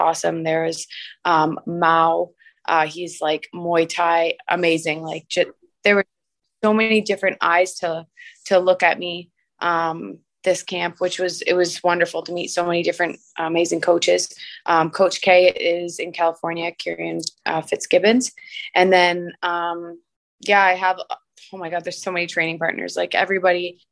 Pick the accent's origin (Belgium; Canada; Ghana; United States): Canada; Windsor, Ontario; I actually grew up in South Windsor. I went to St. Gabriel Grade School and Holy Names High School